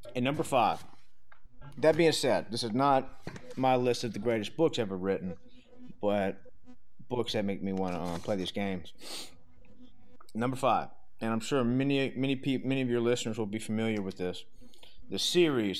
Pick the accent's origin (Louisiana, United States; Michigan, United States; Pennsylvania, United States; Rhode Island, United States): Louisiana, United States; Southern; I'm from Southern Louisiana